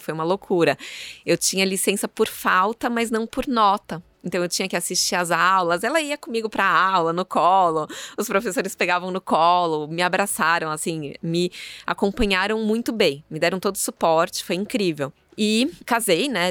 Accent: São Paulo, Brazil; sou nascida em São Paulo

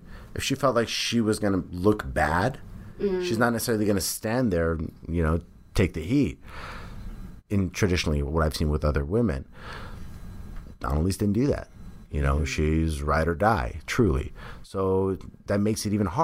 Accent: San Jose, California, United States; moved away as an adult; now in Los Angeles, United States; Bay Area, those are my roots. That's where I'm from

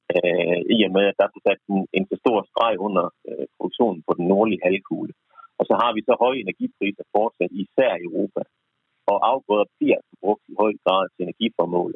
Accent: Jutland, Denmark; jeg er jyde

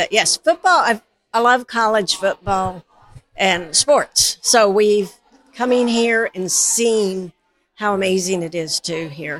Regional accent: Albany, Oregon, United States; I'm from North Albany.

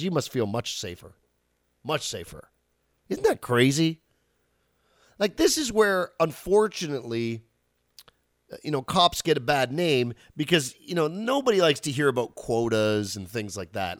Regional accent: outside Ottawa, Ontario, Canada; I grew up outside Ottawa.

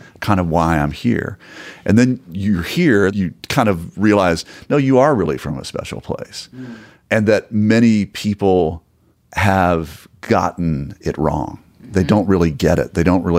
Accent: West Virginia, United States; growing up in West Virginia

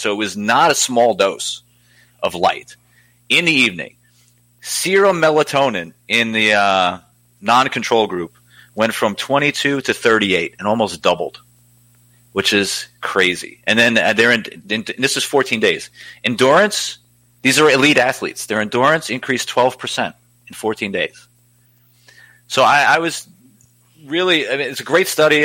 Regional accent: New York City, New York, United States; moved away; I'm originally from Staten Island

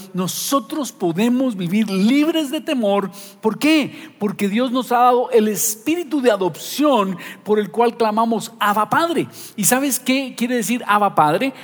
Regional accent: Guatemala; nosotros los guatemaltecos

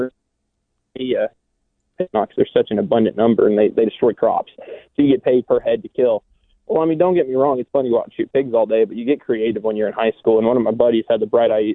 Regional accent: Texas, United States; moved away as an adult; also born or lived in Lawton, Oklahoma; now in Broken Arrow, United States; I'm a Texan

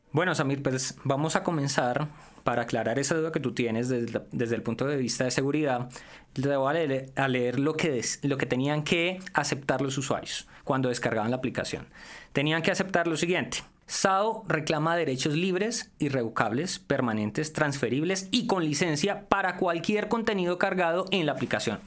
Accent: Valle del Cauca, Colombia; yo tengo muchos modismos, yo soy regional, yo soy del Valle del Cauca

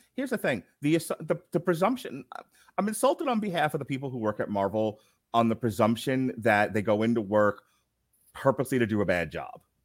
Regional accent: New York, United States; I'm from New York

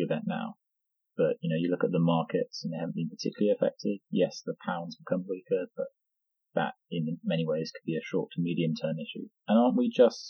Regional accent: United Kingdom; I'm a British citizen

